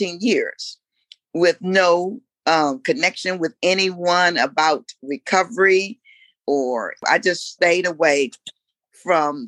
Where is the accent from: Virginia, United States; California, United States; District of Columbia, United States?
Virginia, United States; Newport News; now in Washington, D.C., United States; I'm from the nation's capital, but originally I'm from Newport News, Virginia.